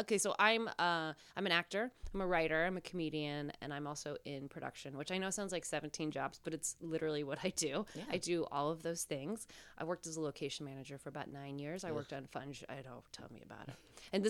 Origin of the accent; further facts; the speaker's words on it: Reno, Nevada, United States; also born or lived in Northern California / Las Vegas; I was born in Northern California, and I was raised in Nevada, in Las Vegas, in Reno.